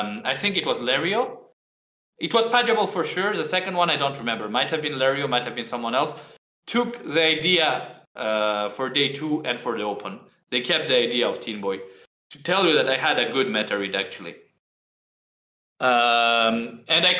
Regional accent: Georgia; I am from Georgia, the little country

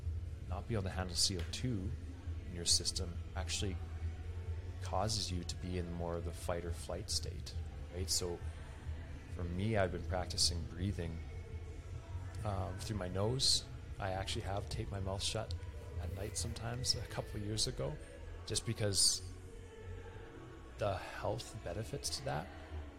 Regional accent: Alberta, Canada; I'm from Alberta, Canada, we're right near Rocky Mountains

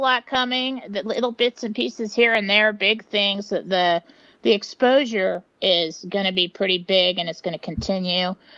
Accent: San Diego, California, United States; moved away; I grew up in San Diego

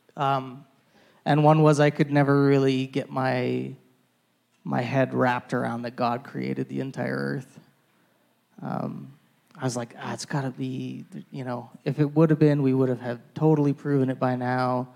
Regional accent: Calgary, Alberta, Canada; I'm born and raised in Calgary, really not too far from here in Whitehorn. So that's where I grew up

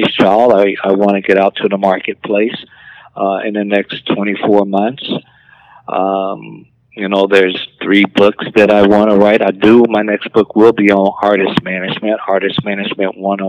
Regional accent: Alabama, United States; growing up in Alabama on a dirt road

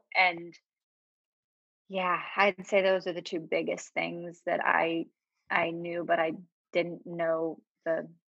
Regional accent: Pittsburgh, Pennsylvania, United States; accent: Pittsburgh; Sunny, I feel like my Pittsburgh accent is gone. I do say certain words that are Pittsburgh, like Yinzer words, but I feel like I don't have the accent.

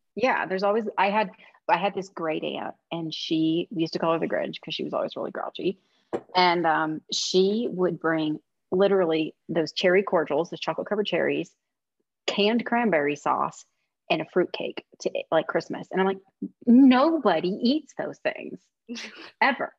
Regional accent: Midwest, United States; I'm from the Midwest where casserole is a middle name

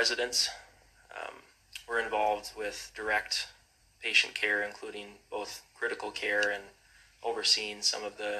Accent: Grand Rapids, Minnesota, United States; I was born there. It's my hometown.

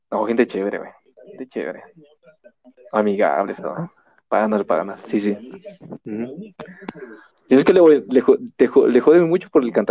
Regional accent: Cuenca, Azuay, Ecuador; Soy de Cuenca.

